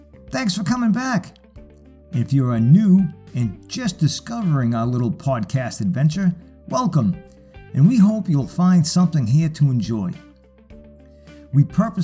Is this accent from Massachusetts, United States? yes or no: yes; Boston, Massachusetts, United States; as a kid, growing up in Boston